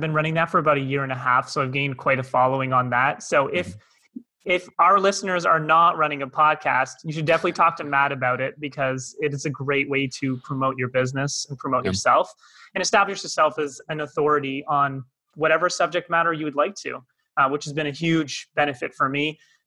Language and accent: English; Toronto, Ontario, Canada; moved away as an adult; now in Cape Town, South Africa; by my accent, not from here, originally from Toronto, Canada. I moved here in January 2020